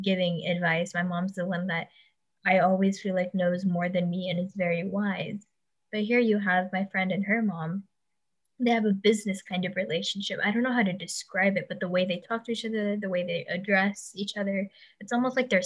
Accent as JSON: {"language": "English", "country": "United States", "tie": "born or raised there", "said": "I was brought up in America"}